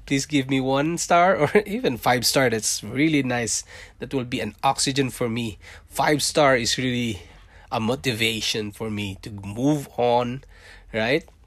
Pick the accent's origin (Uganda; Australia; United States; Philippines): Philippines; born or raised there; accent: Philippine English; English is a second language; moved away as an adult; also born or lived in Singapore; now in Canada